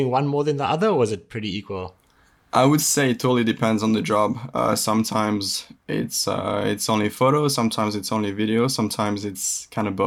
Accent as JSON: {"language": "English", "country": "Indonesia", "tie": "born or raised there", "said": "The fact that I lived actually, I grew up in in Indonesia, uh, yeah."}